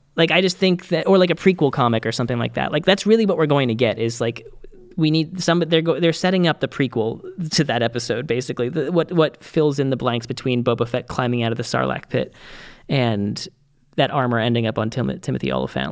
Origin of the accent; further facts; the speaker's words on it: Boston, Massachusetts, United States; as a Bostonian myself